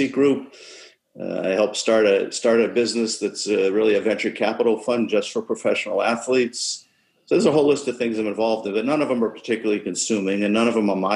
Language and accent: English; United States; as an American